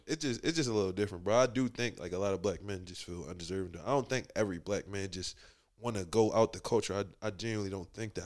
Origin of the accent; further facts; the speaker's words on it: Philadelphia, Pennsylvania, United States; moved away as an adult; now in Atlanta, United States; growing up in Philly, I think I was in elementary school